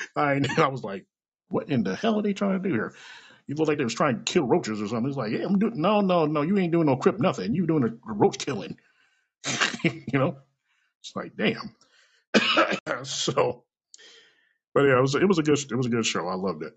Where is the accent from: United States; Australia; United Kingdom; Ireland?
United States; Kansas City, Missouri; I was born and raised in this bitch. Okay, I was born in Truman Hospital, which is like about maybe five or ten miles down the road from me